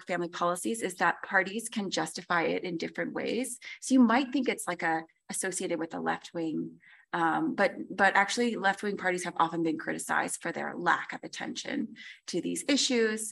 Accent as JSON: {"language": "English", "country": "United States", "said": "I'm American"}